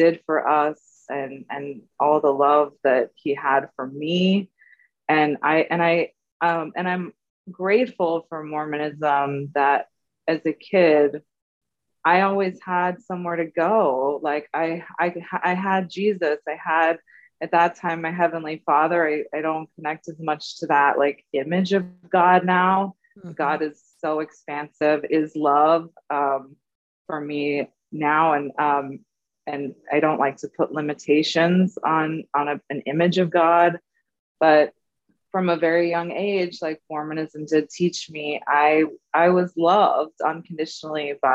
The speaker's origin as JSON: {"language": "English", "area": "the Bay Area", "region": "California", "country": "United States", "tie": "born or raised there", "said": "I grew up in California in the Bay Area."}